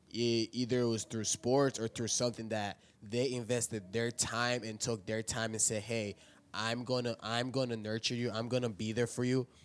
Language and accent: English; East Tennessee, United States; I grew up in East Tennessee